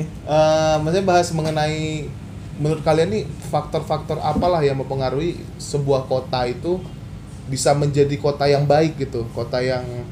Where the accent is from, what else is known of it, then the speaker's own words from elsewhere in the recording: Aceh, Indonesia; now in Medan, Indonesia; Aku sebagai orang Aceh, yang pendatang ke sini